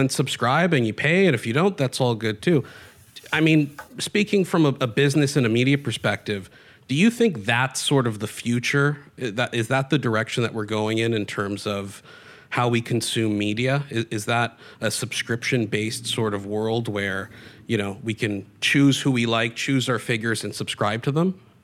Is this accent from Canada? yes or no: yes; Canada